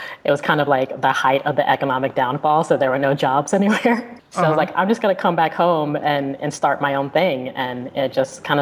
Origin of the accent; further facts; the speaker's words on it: Chattanooga, Tennessee, United States; I'm from Chattanooga, Tennessee, and I'm a designer and entrepreneur.